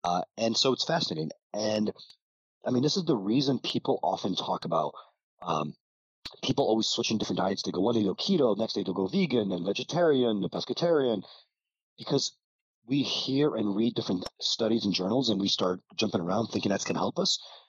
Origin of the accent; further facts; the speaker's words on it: Ukraine; moved away; When I was a little bit younger, I immigrated from Ukraine. My parents didn't have that much money.